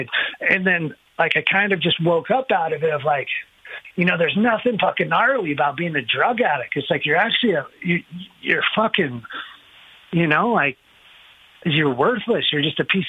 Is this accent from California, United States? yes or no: yes; Temecula, California, United States; I came from Temecula when it was, like, really small